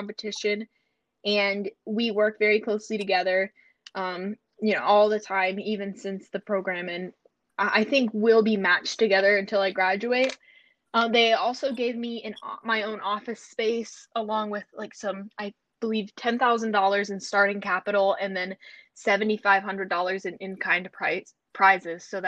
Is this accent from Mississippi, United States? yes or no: no; North Carolina, United States; I'm from North Carolina